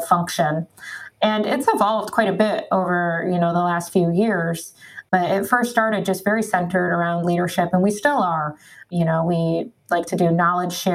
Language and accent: English; Michigan, United States; I grew up in Michigan.